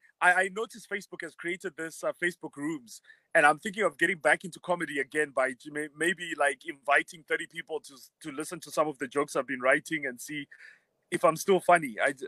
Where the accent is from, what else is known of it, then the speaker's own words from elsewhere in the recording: Harare, Zimbabwe; also born or lived in Bulawayo / Mutare / Marondera; when I grew up in Bulawayo, my parents split up, so I moved around with my mom. Lived in Mutare, Marondera, Harare. Eventually went to school at Prince Edward. So I spent most of my time in Harare, I would say.